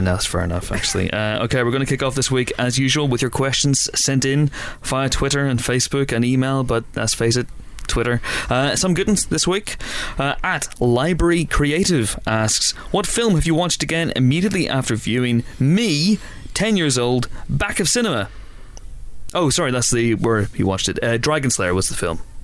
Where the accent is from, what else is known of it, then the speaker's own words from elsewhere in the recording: Banbridge, Northern Ireland, United Kingdom; moved away; we came back to my hometown Banbridge